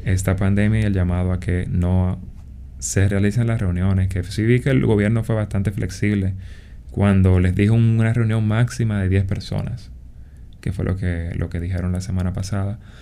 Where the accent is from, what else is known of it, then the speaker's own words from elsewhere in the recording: Dominican Republic; en un país como República Dominicana, que somos un país en vía de desarrollo